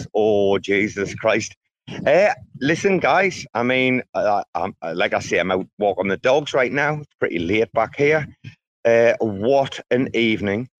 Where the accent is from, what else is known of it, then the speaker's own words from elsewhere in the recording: United Kingdom; I'm British